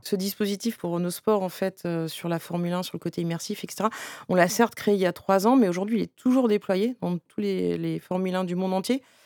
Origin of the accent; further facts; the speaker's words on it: Breton, Brittany, France; je suis bretonne et japonaise